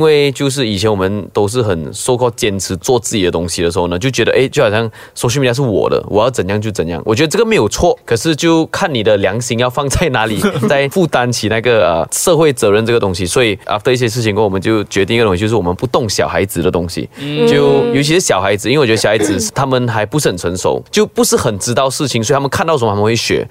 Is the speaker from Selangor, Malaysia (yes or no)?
yes; Klang, Selangor, Malaysia; 我是巴生人